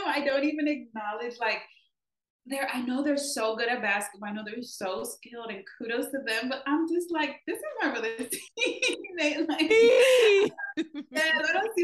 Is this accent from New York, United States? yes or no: no; Los Angeles, California, United States; moved away as an adult; also born or lived in Texas; we're all from Los Angeles